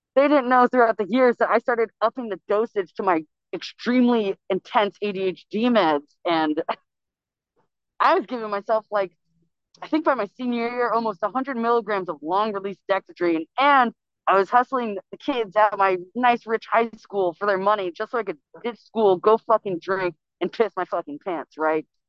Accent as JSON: {"language": "English", "region": "California", "country": "United States", "tie": "born or raised there", "said": "I was actually born and raised in California."}